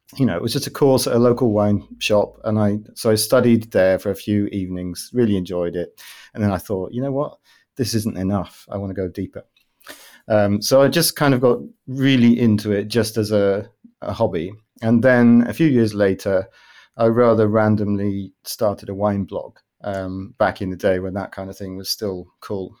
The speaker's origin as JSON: {"language": "English", "country": "United Kingdom", "moved": "as an adult", "lives_now": "Amsterdam, Netherlands", "said": "I'm originally British, but I'm based in Amsterdam, in the Netherlands."}